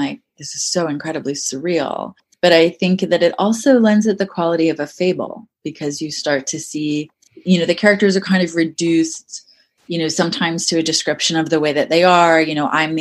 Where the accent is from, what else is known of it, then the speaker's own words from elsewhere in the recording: Maryland, United States; I grew up around deer in Maryland